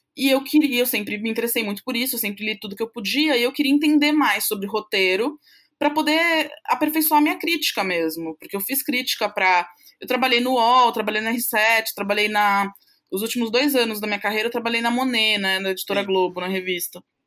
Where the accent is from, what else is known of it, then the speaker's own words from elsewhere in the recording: São Paulo, Brazil; eu sou paulista aqui de São Paulo, né, paulistana, São Paulo capital